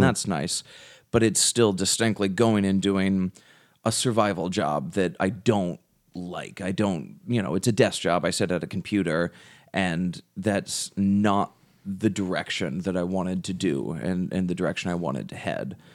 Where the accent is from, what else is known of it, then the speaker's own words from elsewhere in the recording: United States; also born or lived in England; we're from America